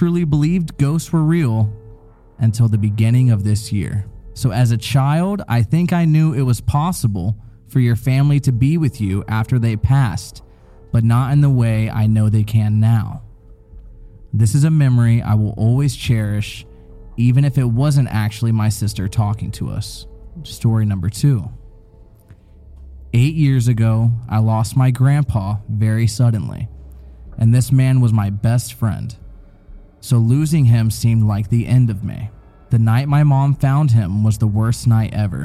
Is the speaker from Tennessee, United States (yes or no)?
yes; Tennessee, United States; I was born in Tennessee, so I have a little accent sometimes